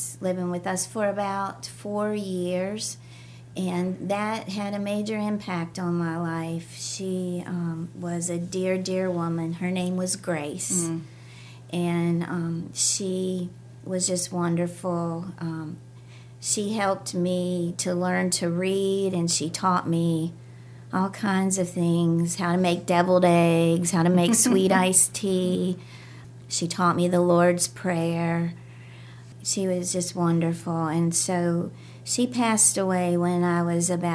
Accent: Tenth Legion, Virginia, United States; there's a United Church of Christ in 10th Legion, and my brother and his family still go there. But I grew up in that church

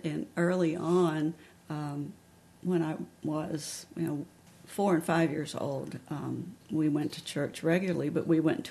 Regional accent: Dublin, Virginia, United States; now in Harrisonburg, United States; I'm from Dublin, Virginia, which is in southwest Virginia. I lived there all of my childhood life. I am an only child, so I was very protected as a child. My grandparents were Pentecostal Holiness.

